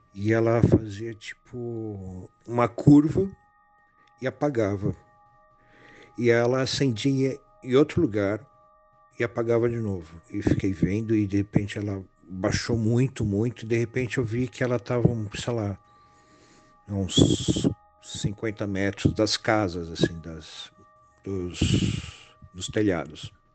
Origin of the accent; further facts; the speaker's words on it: Santana de Parnaíba, São Paulo, Brazil; E lá eu passei toda a minha infância, meus avós são de lá